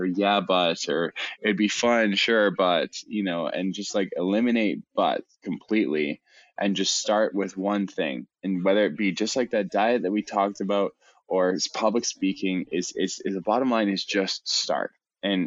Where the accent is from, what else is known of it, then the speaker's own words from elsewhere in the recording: Canada; I'm Canadian